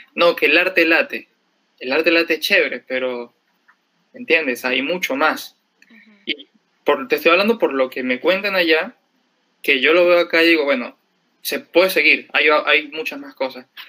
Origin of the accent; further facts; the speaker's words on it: Cumaná, Sucre, Venezuela; moved away as an adult; also born or lived in Caracas, Venezuela; now in Lima, Peru; soy de Venezuela, de una ciudad que se llama Cumaná